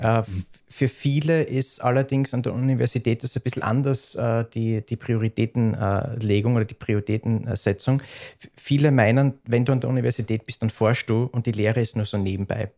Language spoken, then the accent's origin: German; Upper Styria, Austria; accent: Styrian; moved away as an adult; also born or lived in Graz, Austria; now in Vienna, Austria; Ich bin aus der Obersteiermark